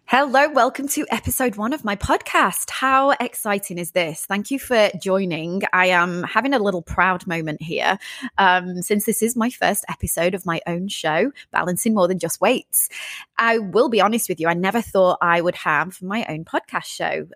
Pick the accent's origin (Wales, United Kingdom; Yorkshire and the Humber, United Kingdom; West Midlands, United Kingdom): Yorkshire and the Humber, United Kingdom; Sheffield; moved away as an adult; also born or lived in London, United Kingdom; now in Los Angeles, United States; originally from the UK, from the north part of England near Manchester, a place called Sheffield.